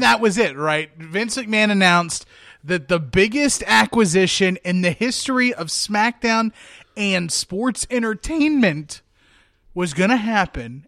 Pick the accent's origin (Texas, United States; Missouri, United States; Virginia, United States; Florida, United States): Virginia, United States; moved away; I'm originally from Virginia